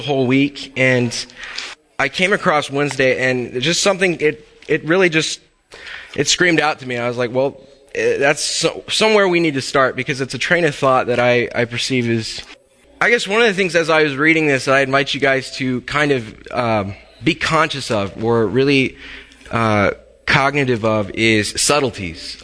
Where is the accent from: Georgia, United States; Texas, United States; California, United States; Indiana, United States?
Texas, United States; moved away; my home state of Texas